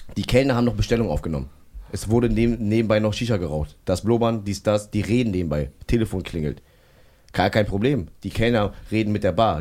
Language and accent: German; Berlin, Germany; ich bin Berliner und so bla und ich werde in Berlin auch alt